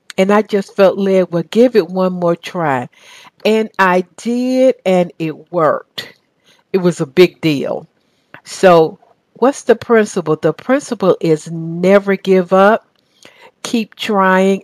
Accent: the South, United States; accent: southern; now in Atlanta, United States; my southern accent

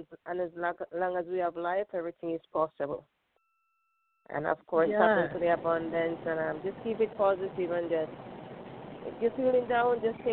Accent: Jamaica; now in Brooklyn, United States; I'm Jamaican.

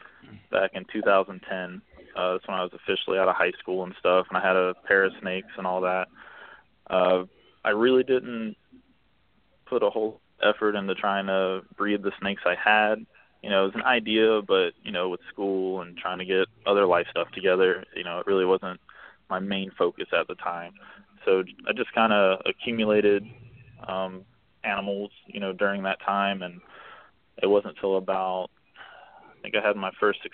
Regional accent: Florida, United States; growing up in Florida

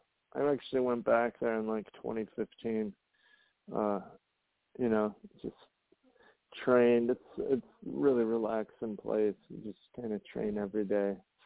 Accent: Hammond, Indiana, United States; the Hammond Civic Center, like my hometown.

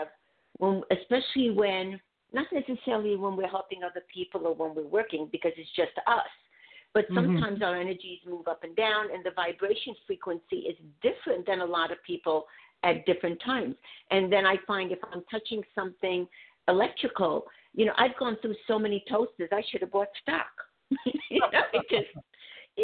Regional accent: Budapest, Hungary; moved away; I'm from Budapest

